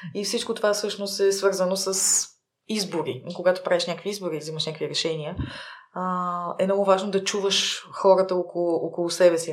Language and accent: Bulgarian; Plovdiv, Plovdiv Province, Bulgaria; also born or lived in Sofia; роден съм в София, но съм израснала в Пловдив и а, в Пловдив от първи до 12 клас съм учила